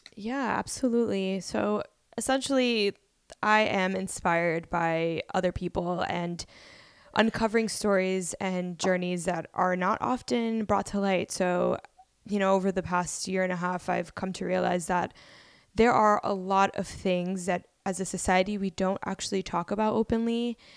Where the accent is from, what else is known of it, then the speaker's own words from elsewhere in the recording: Miami, Florida, United States; moved away as an adult; also born or lived in Bronx, New York City; now in New York City, United States; I moved to Miami, Florida at the age of five, where I, you know, just went to school. I went to, like, elementary through university in Miami